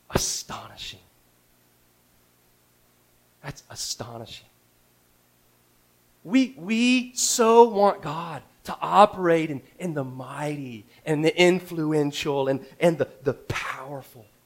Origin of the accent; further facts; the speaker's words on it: Houston, Texas, United States; Houston just seemed like a really good, like, Houston. I'm from Houston, you know.